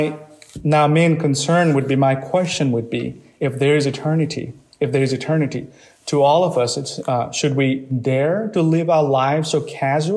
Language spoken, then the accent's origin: English; Nepal; moved away; I come from Nepal